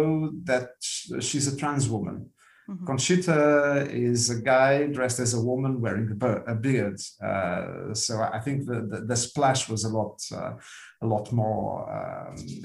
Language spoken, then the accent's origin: English; Lisbon, Portugal; English is a second language; moved away as an adult; also born or lived in United Kingdom; now in Luxembourg; I was born in 1961 in Lisbon